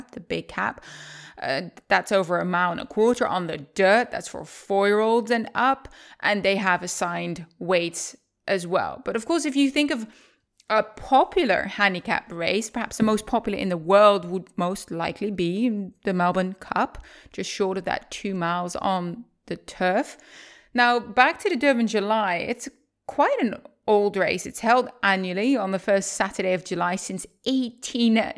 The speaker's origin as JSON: {"language": "English", "country": "Netherlands", "also_born_or_lived": "Maryland, United States", "moved": "as an adult", "said": "I'm currently in the Netherlands, my home country"}